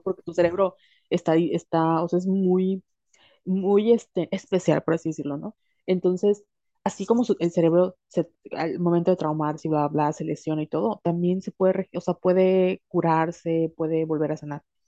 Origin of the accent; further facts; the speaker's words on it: Mexico; la educación en nuestro país y la educación cultural de como mujeres latinas, mexicanas